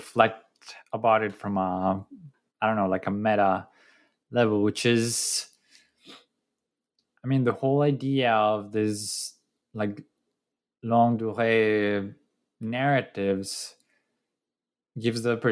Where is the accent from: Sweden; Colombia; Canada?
Colombia; I'm from Colombia